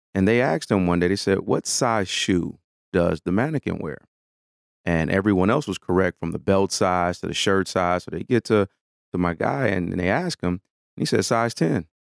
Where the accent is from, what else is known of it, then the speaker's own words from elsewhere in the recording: Detroit, Michigan, United States; I'm born and raised in Detroit